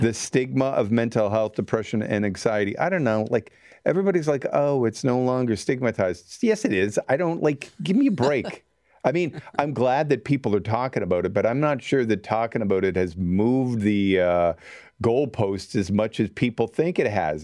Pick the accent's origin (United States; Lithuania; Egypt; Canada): Canada